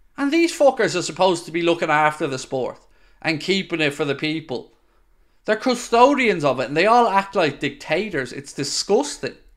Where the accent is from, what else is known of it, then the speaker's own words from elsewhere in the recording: Ireland; I'm Irish.